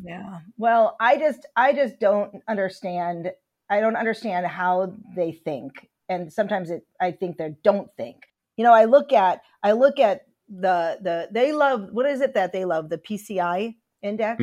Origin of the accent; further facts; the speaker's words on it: Upper Michigan, United States; I grew up in Upper Michigan